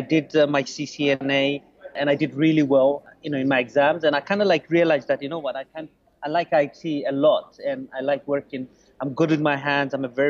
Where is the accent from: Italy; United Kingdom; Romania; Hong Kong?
United Kingdom; London; English is a second language; also born or lived in Bangladesh; I was raised in London, spent, you know, the last 30 years in London mostly.